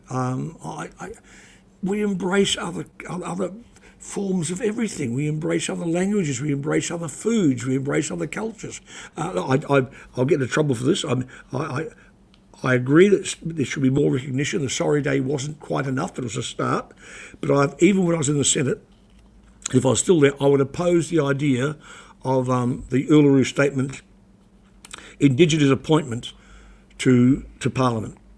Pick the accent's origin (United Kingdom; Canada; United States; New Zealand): New Zealand; New Plymouth, Taranaki; She's now in the Tainui nursing home in my hometown of New Plymouth.